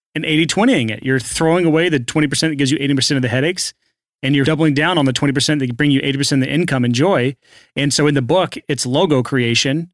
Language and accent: English; United States; I'm American, so I'm trained to just say I'm doing awesome. That's how we do here in America